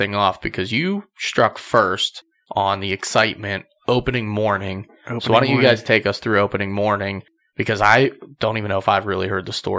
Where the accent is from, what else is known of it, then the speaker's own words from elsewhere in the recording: New Castle, Pennsylvania, United States; Like Newcastle area.